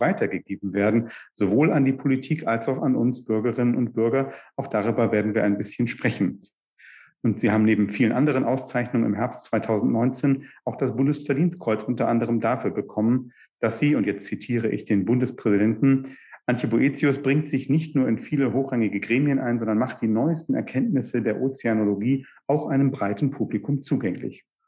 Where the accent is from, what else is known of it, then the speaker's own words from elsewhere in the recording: Northern Germany, Germany; als Norddeutscher